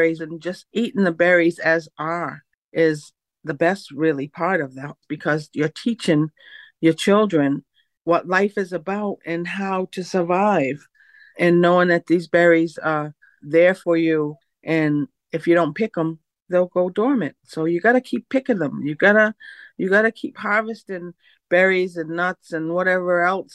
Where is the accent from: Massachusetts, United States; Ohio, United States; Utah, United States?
Massachusetts, United States; Mashpee; I'm from the Mashpee Wampanoag Nation, located all the way east, Mashpee, Massachusetts, Cape Cod